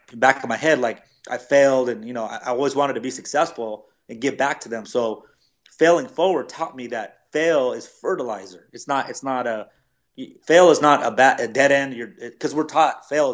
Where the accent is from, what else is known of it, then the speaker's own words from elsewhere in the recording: Los Angeles, California, United States; moved away; also born or lived in Denver; I'm from Los Angeles